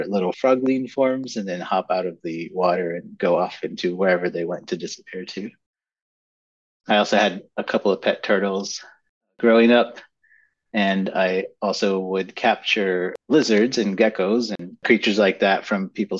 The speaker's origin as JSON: {"language": "English", "town": "San Antonio", "region": "Texas", "country": "United States", "tie": "born or raised there", "moved": "yes", "said": "I grew up in South Texas, in San Antonio, Texas, to be more precise."}